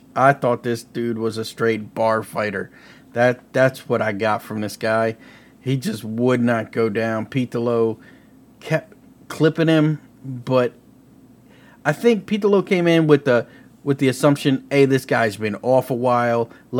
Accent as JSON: {"language": "English", "town": "Kansas City", "country": "United States", "said": "you know, I'm from Kansas City, and we got the loudest fans"}